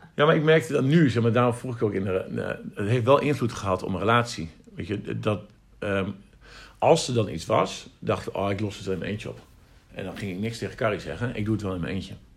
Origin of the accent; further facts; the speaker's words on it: the East, eastern Netherlands, Netherlands; wij komen uit Oosten